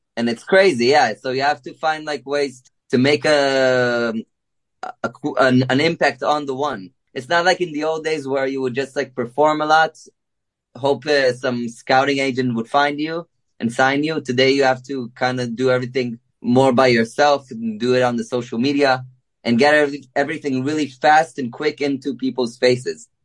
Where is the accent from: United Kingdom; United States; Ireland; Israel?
Israel; we're from Israel